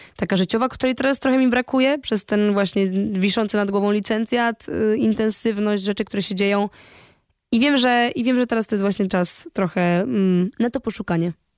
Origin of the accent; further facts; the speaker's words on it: Poland; byłam ja, z Polski